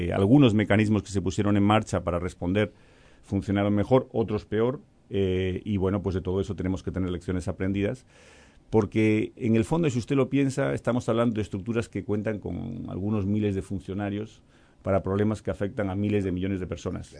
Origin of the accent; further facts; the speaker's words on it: Galicia, Spain; now in Uruguay; yo vengo de Galicia, soy gallego